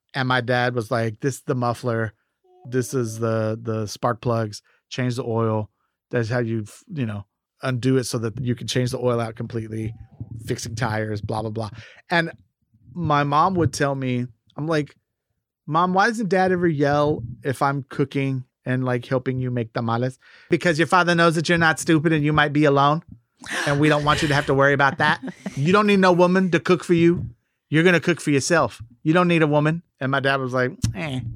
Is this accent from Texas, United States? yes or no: yes; Galveston, Texas, United States; I grew up as an only child in an immigrant family here in Texas